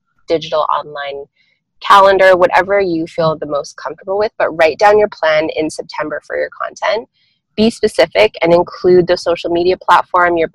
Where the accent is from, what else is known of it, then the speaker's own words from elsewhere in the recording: Toronto, Ontario, Canada; born and raised in Toronto, Canada